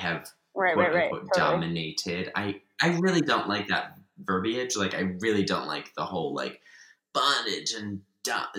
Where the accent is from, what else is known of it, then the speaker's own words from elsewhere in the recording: Baltimore, Maryland, United States; I'm from Baltimore.